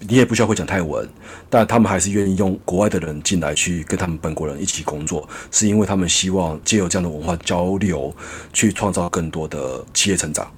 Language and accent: Chinese; Taiwan; moved away as an adult; now in Bangkok, Thailand; 我在台湾长大，我没有留学